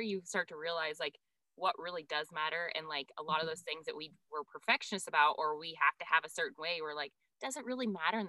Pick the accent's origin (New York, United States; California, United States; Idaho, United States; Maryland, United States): Idaho, United States; Harrison; I used to tell people where I'm from. I'm like, oh, Coeur d'Alene, Idaho. Cause I can't say Harrison, Idaho.